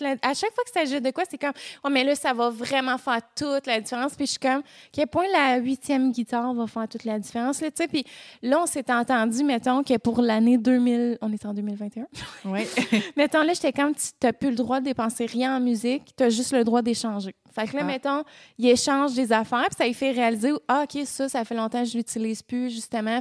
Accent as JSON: {"language": "French", "region": "Quebec", "country": "Canada", "tie": "born or raised there", "said": "je vis dans ma ville natale"}